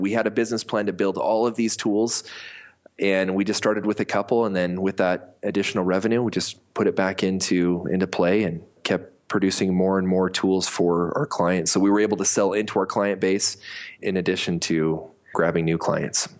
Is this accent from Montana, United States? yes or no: yes; Montana, United States; moved away as an adult; also born or lived in Colorado / Rexburg, Idaho; now in Salt Lake City, United States; I was born in Colorado on a ranch my cowboy father uh, moved us to Montana when I was about five years old. My parents split. I lived half my life in Colorado, half in Montana.